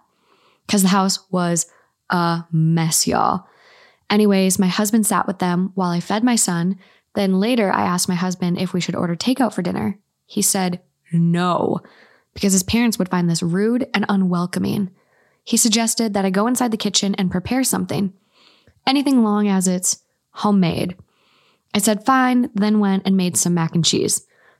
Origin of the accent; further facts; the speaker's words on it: Minnesota, United States; I'm from Minnesota.